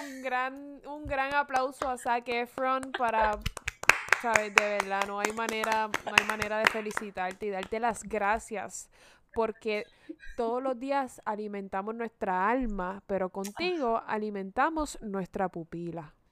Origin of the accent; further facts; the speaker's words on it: Puerto Rico; yo siendo puertorriqueña